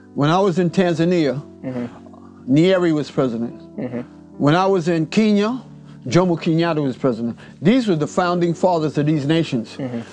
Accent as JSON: {"language": "English", "town": "New York City", "region": "New York", "country": "United States", "tie": "born or raised there", "said": "I grew up in Harlem"}